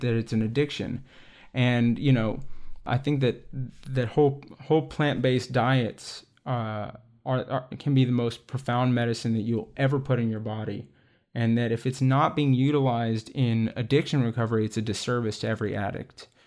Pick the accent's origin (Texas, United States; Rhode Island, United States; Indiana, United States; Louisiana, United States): Texas, United States; I grew up in Texas